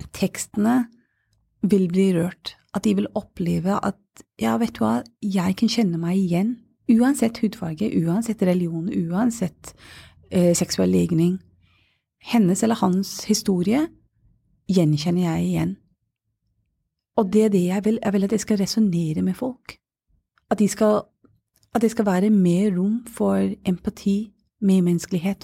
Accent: Glasgow, Scotland, United Kingdom; Norwegian is a second language; now in Oslo, Norway; jeg er født og oppvokst i Glasgow.

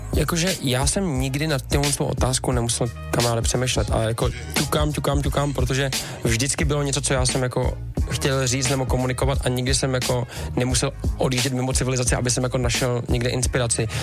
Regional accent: Czechia

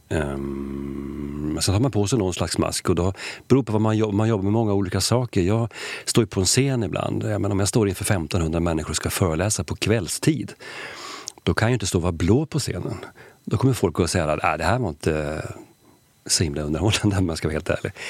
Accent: Sweden; jag är ju svensk

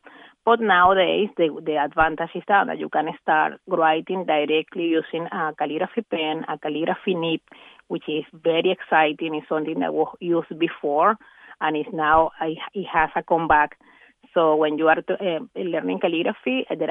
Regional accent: Venezuela; moved away; back in Venezuela, my home country

